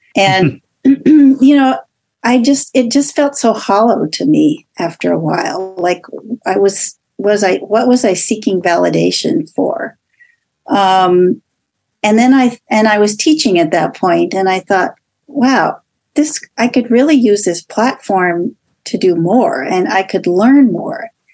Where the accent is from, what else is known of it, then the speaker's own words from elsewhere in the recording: Los Angeles, California, United States; moved away as an adult; also born or lived in New York; I grew up in Los Angeles.